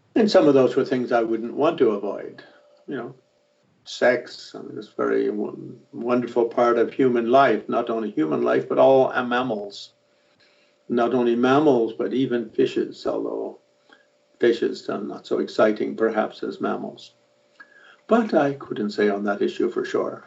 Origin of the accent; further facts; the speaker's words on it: Ireland; I'm an Irishman